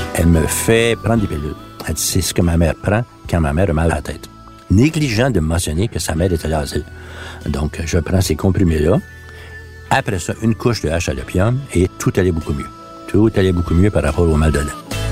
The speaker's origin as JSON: {"language": "French", "region": "Quebec", "country": "Canada", "first_language": "French", "said": "je suis un Canadien, je suis pas un Québécois pour eux"}